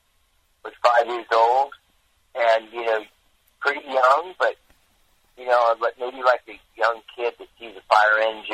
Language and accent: English; Orange County, California, United States; also born or lived in Long Beach, California; I was born in Long Beach, and then we ended up moving to Orange County.